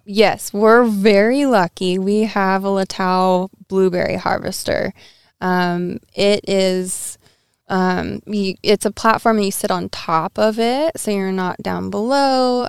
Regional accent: Edmonds, Washington, United States; I actually grew up in the city

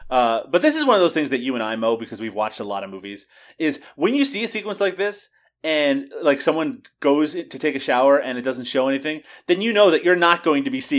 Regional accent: Newfoundland and Labrador, Canada; I from Newfoundland

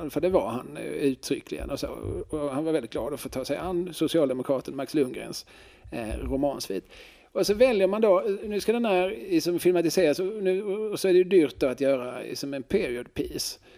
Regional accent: Finland; accent: Finland Swedish; Ja, nej, jag pratar ju inte finska, jag pratar finlandssvenska.

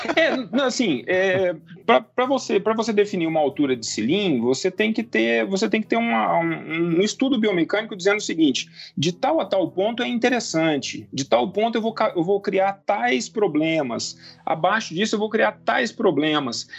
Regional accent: Poços de Caldas, Minas Gerais, Brazil; eu sou mineiro de Posto de Caldas, aqui divisa com o estado de São Paulo

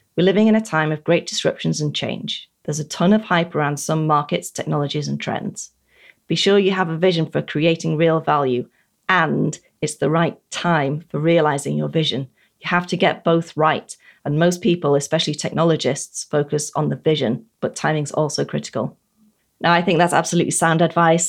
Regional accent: United Kingdom; As a Brit

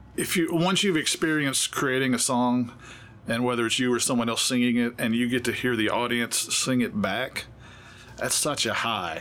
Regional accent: Memphis, Tennessee, United States; also born or lived in Grandview, Texas; now in Nashville, United States; I moved from Memphis by way of Texas, but I grew up in, in Memphis.

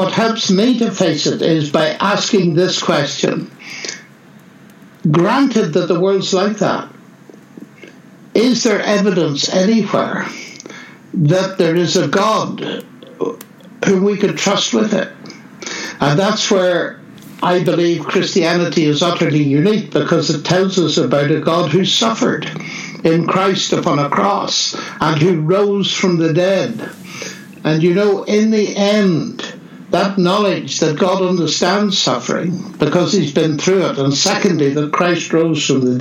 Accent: Northern Ireland, United Kingdom; moved away; also born or lived in Oxford; I come from Northern Ireland

